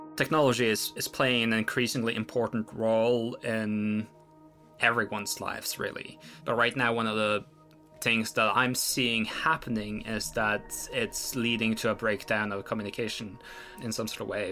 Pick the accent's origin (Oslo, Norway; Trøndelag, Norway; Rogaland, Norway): Oslo, Norway; We grew up in Oslo under fairly similar circumstances